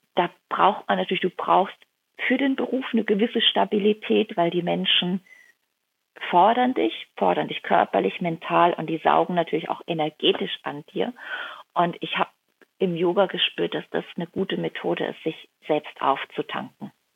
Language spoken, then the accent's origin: German; Rhineland-Palatinate, Germany; also born or lived in Kuhardt; now in Hamburg, Germany; in die Pfalz komme, in meine Heimat, in die Dörfer, wo meine Großeltern leben, wo meine Mama lebt